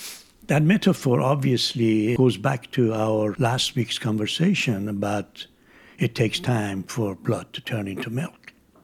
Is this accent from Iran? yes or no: yes; Isfahan, Iran; My hometown, Isfahan, had a mountain. And when I was a child, I loved the peak of the mountain in the afternoon from my home.